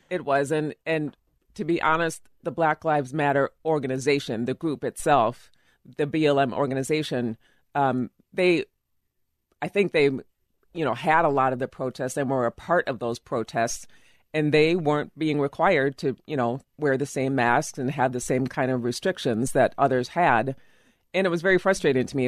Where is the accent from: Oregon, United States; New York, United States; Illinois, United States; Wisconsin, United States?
Illinois, United States; also born or lived in Minnetonka, Minnesota; now in Eden Prairie, United States; I am from Illinois originally